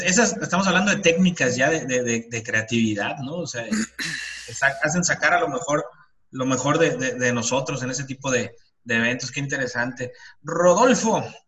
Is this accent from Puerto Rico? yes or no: no; Mexico; como mexicanos